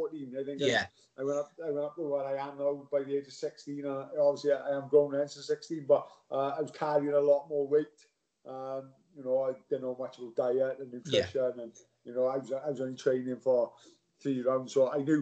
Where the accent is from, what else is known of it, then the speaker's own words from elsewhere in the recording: Swansea, Wales, United Kingdom; Swansea boy, Genros. I was a Genros boy